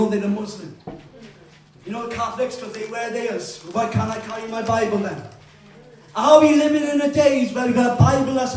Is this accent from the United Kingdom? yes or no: yes; Wales, United Kingdom; I am a Welshman.